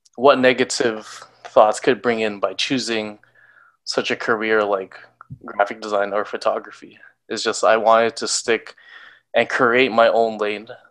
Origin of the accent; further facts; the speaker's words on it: Canada; as a Filipino Canadian